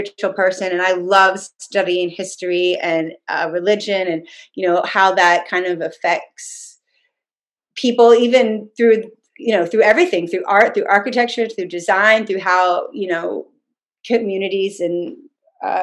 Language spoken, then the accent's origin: English; Atlanta, Georgia, United States; I went to Peachtree Presbyterian in Atlanta, you know, all through growing up through, you know, I went to preschool there